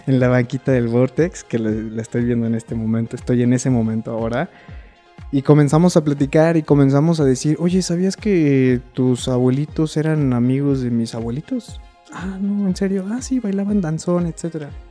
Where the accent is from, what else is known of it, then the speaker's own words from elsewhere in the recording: Querétaro, Mexico; moved away as an adult; also born or lived in China; la ciudad de Querétaro, que paréntesis es la ciudad donde yo nací.